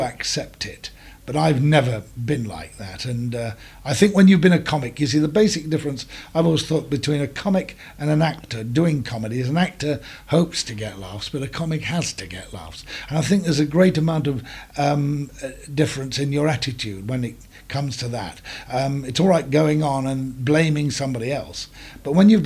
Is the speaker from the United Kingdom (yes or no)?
yes; Leicestershire, East Midlands, United Kingdom; also born or lived in Farnham, Surrey; I was born in Farnham in Surrey, and I was brought up in Leicestershire